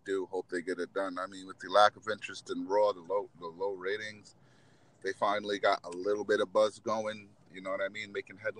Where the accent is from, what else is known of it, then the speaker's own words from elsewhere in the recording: Rhode Island, United States; since it's my home state